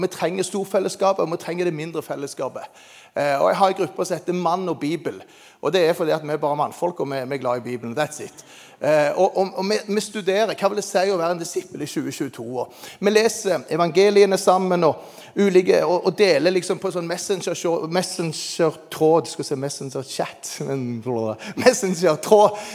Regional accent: Jæren, Rogaland, Norway; der jeg kommer fra

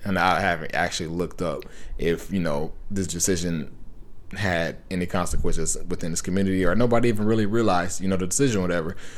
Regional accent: Compton, California, United States; I grew up in Compton

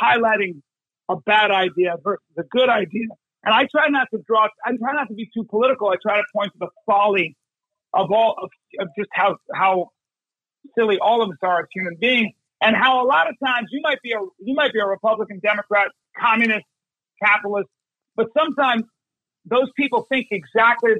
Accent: United States; I'm an American.

